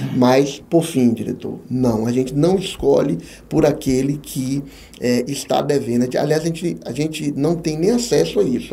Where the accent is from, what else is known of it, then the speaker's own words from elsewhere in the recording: Jequié, Bahia, Brazil; moved away as an adult; also born or lived in Ilhéus / Santo Antônio de Jesus; now in Feira de Santana, Brazil; apareceu uma vaga pra, na minha terra natal como consultor. Vim para Jequié